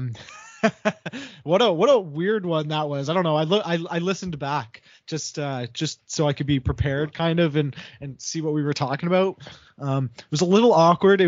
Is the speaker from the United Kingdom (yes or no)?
no; Canada; Fellow Canadian